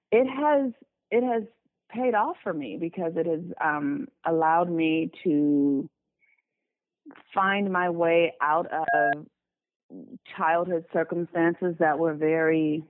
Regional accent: Los Angeles, California, United States; I was born and raised in Los Angeles, California. I still live in Los Angeles

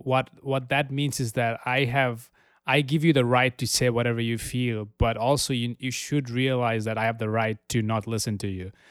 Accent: Dhaka, Dhaka Division, Bangladesh; moved away as an adult; also born or lived in Amherst, Massachusetts / Albany, New York; now in New York City, United States; I was born in Dhaka. I moved to the United States in 2012 for college.

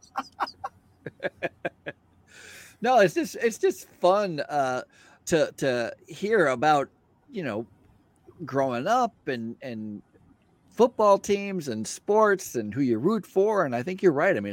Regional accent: Boston, Massachusetts, United States; I grew up in Boston

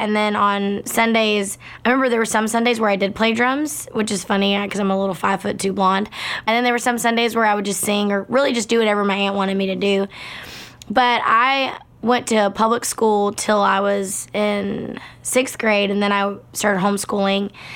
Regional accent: Baytown, Texas, United States; I grew up in Baytown, Texas, which is outside of Houston

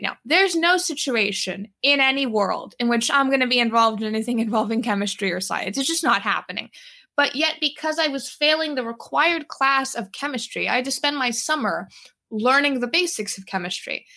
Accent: New York City, New York, United States; also born or lived in Brooklyn; I grew up in New York City. I grew up in Manhattan. I was born in Brooklyn

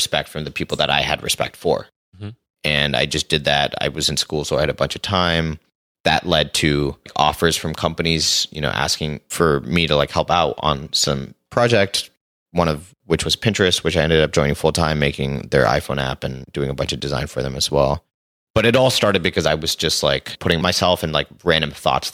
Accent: Singapore; moved away as an adult; also born or lived in Los Angeles, United States; So I grew up in Singapore and then I moved to LA to go to school.

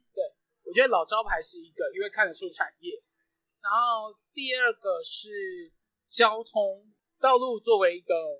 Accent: Yonghe, New Taipei, Taiwan; 整个计划源自于一个永和人的气不过

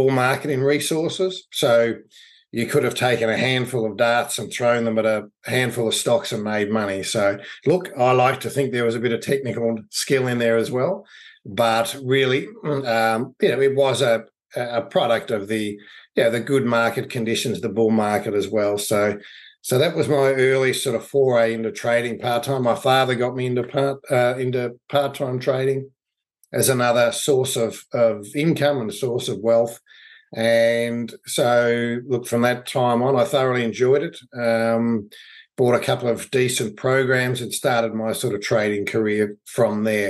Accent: Melbourne, Victoria, Australia; I grew up in Melbourne, Australia. I've been here all my life.

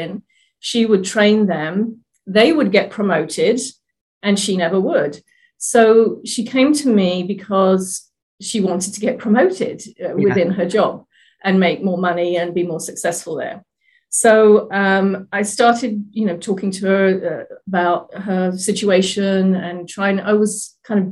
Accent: England, United Kingdom; now in Oregon, United States; I'm originally from England, now living in Oregon in the US

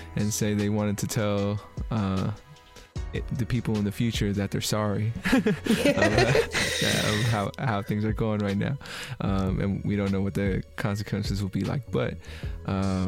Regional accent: San Francisco, California, United States; I'm from San Francisco, and, you know, California is very liberal and very, very, like, be you, do you

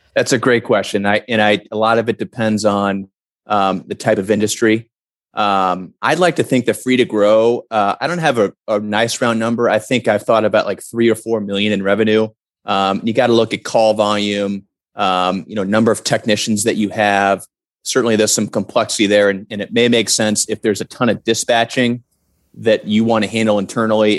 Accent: St. Louis, Missouri, United States; my hometown of St. Louis

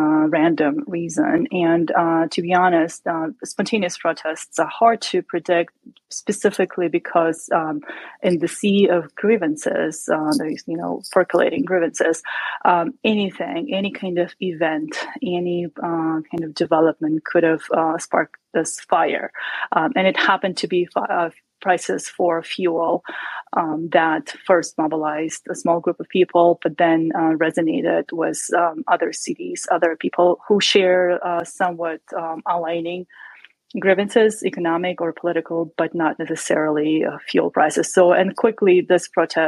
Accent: Kyrgyzstan; I'm from Kyrgyzstan

